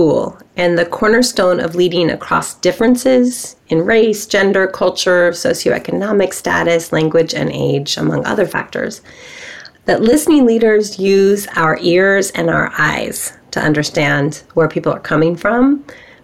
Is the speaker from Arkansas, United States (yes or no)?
no; Bay Area, California, United States; I have grown up here in California in the Bay Area